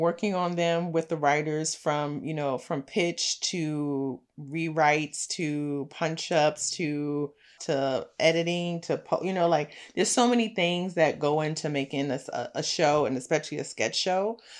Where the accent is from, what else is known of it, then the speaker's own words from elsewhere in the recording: New York City, New York, United States; I'm a girl from Brooklyn